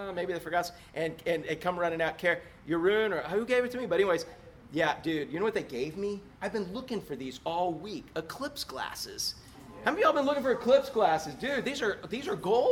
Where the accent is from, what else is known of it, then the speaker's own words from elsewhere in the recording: Orlando, Florida, United States; the big palmetto bugs we grew up with in Orlando